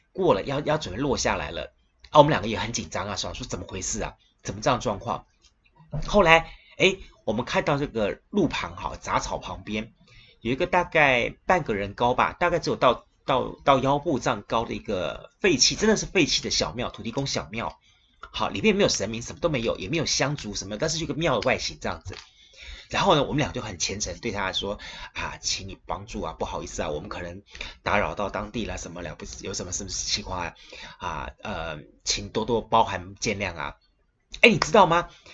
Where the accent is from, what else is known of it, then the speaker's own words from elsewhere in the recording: Kaohsiung, Taiwan; 在地的我们高雄人